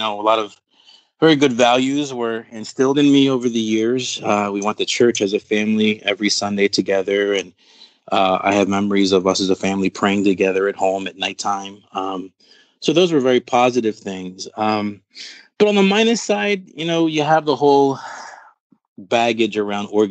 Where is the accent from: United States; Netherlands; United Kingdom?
United States; Philadelphia, Pennsylvania; also born or lived in Brooklyn, New York / Puerto Rico; My family's from Puerto Rico. I was born in Brooklyn, New York, and raised in Philadelphia, Pennsylvania